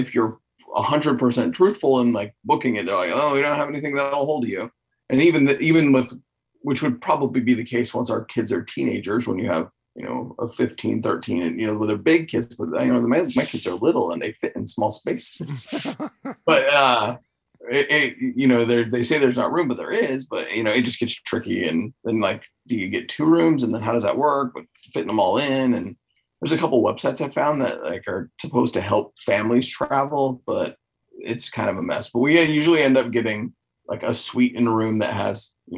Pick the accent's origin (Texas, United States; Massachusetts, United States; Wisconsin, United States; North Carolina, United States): Texas, United States; now in Arkansas, United States; I come from Texas